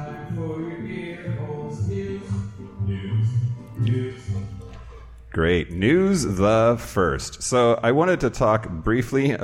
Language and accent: English; Yakima, Washington, United States; moved away; I grew up here.